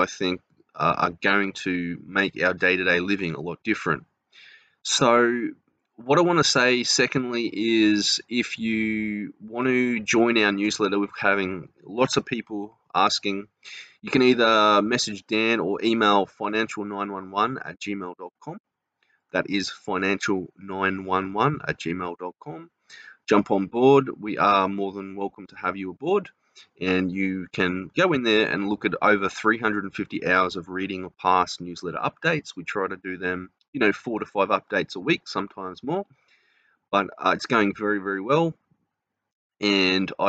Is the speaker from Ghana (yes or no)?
no; Australia; accent: Australian; from Australia, obviously, because of my accent